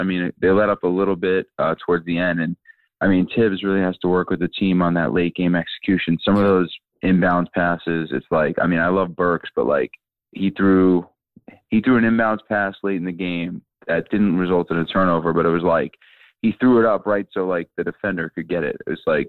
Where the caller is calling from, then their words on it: Manhattan, New York, United States; Hey, what's up? It's … from Manhattan.